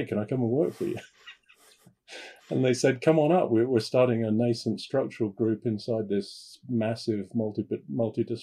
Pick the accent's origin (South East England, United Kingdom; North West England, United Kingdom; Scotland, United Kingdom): South East England, United Kingdom; 30 miles southwest of London; moved away; I have a family home. I'm the oldest of three, brother and a sister, about 30 miles outside London, southwest, halfway between London and the south coast.